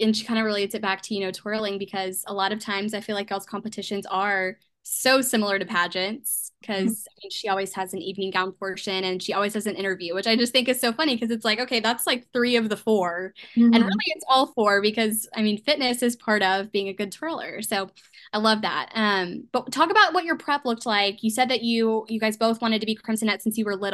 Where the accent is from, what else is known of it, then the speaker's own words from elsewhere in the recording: Tuscaloosa, Alabama, United States; So I'm from Tuscaloosa